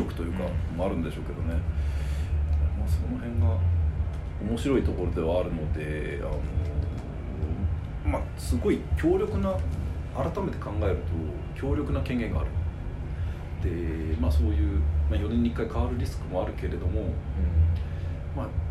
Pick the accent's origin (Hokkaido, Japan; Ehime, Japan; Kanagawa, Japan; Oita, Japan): Kanagawa, Japan; 私の出身の神奈川